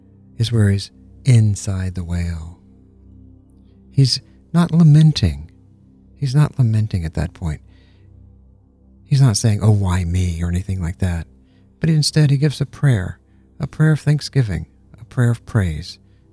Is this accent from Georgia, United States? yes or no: yes; Georgia, United States; When I was a kid, growing up in Georgia, I'd wake up early in the morning, and I'd walk out into my backyard on a beautiful spring day